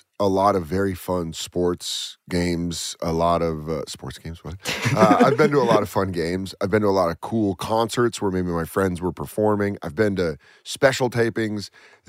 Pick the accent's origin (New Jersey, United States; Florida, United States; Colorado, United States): Colorado, United States; I'm from Colorado.